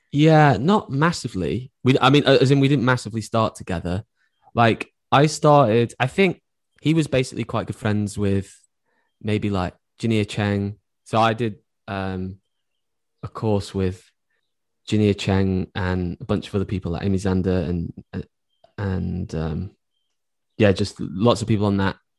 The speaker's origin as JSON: {"language": "English", "area": "Cheshire / Stoke border", "region": "North West England", "country": "United Kingdom", "tie": "born or raised there", "said": "I grew up, uh, like, on the borderline of Cheshire and Stoke."}